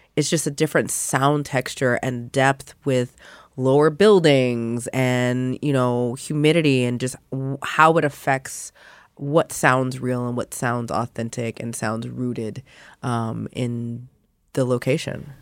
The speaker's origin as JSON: {"language": "English", "region": "Louisiana", "country": "United States", "tie": "born or raised there", "accent": "Louisiana", "said": "my home state"}